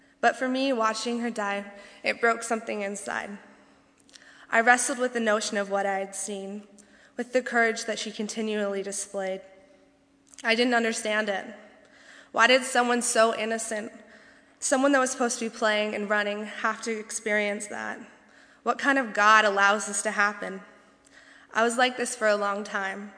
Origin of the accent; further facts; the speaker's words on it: Tennessee, United States; accent: southern; moved away as an adult; also born or lived in northern Indiana; now in Indiana, United States; I'm so proud to be from Tennessee